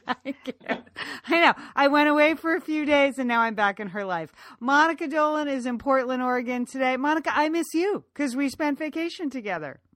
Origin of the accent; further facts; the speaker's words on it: Ireland; I say that as an Irish woman